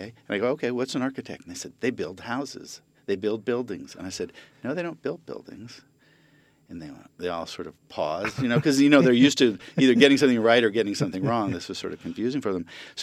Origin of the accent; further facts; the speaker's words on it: Japan; born there; I was born in Japan, and then we moved a lot in my life. And then I was in Japan for my junior high school years again.